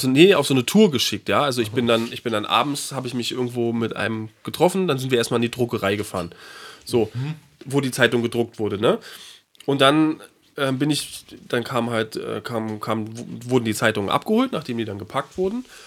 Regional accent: Berlin, Germany; drei Monate immer in Berlin verbracht, in meiner Heimatstadt

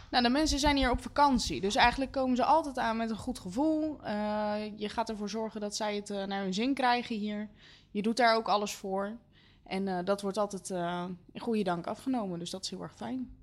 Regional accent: Leusden, Utrecht, Netherlands; Ik kom uit Leusden

